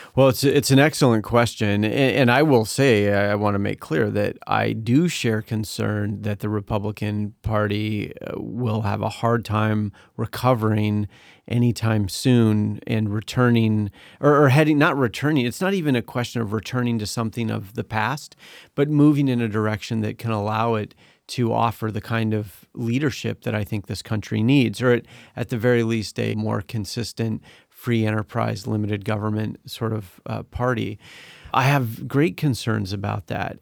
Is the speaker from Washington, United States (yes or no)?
yes; Seattle, Washington, United States; also born or lived in Utah; now in Washington, D.C., United States; I was born in Utah. I was raised, I studied in Utah. I was raised in Seattle, or in an area near Seattle.